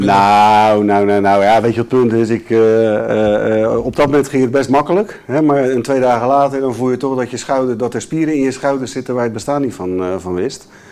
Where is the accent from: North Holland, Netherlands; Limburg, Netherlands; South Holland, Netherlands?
South Holland, Netherlands; Rotterdam; Ik ben een Rotterdammer